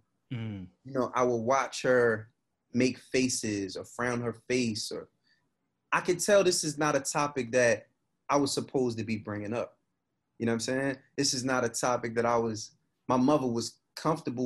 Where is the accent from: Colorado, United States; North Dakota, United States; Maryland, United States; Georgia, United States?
Maryland, United States; Baltimore; My family and all of them, they from West Baltimore. I was born in Mount Sinai Hospital